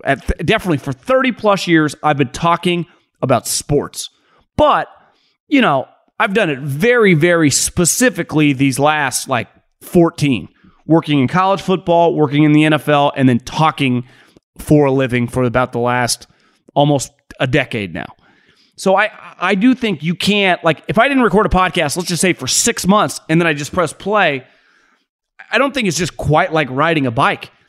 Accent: California, United States; moved away as an adult; now in Arizona, United States; I grew up in California.

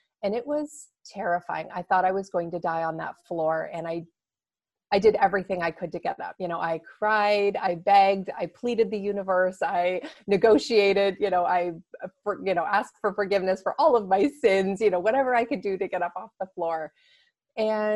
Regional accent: Toronto, Ontario, Canada; moved away as an adult; now in Seattle, United States; I'm Canadian. I'm from Toronto

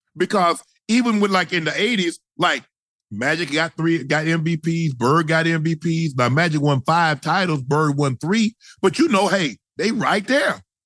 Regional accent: the rural South, United States; I was born in the South. I was born rural South

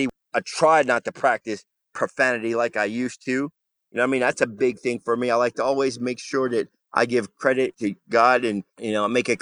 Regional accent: New Jersey, United States; I'm a vet born and raised in Jersey.

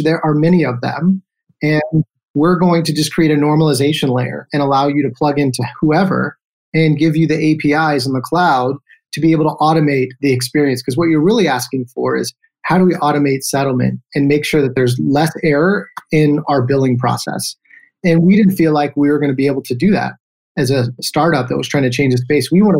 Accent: Houston, Texas, United States; also born or lived in Victoria, Texas; We moved to Houston, Texas, where I really spent my formative years

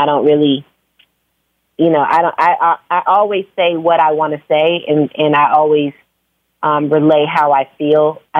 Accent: Phoenix, Arizona, United States; born or raised there; also born or lived in Virginia; now in Atlanta, United States

